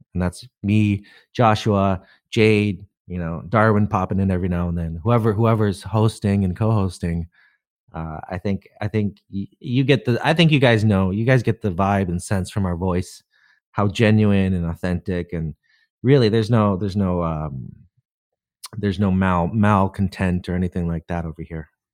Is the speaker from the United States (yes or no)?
no; Canada; being Canadian